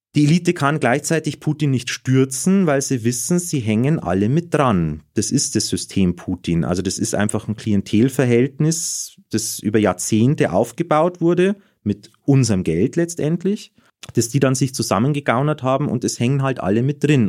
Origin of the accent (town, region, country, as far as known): Germany